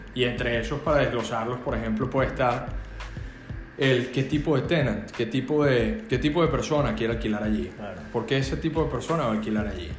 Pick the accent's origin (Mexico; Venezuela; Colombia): Venezuela; moved away as an adult; now in Miami, United States; soy abogado en Venezuela